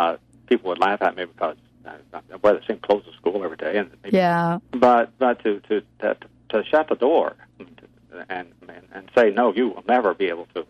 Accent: Stewart County, Tennessee, United States; also born or lived in Granite City, Illinois; I grew up in the South

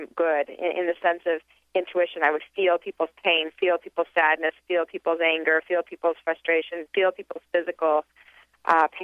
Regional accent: Salt Lake City, Utah, United States; I was raised in Salt Lake City, Utah

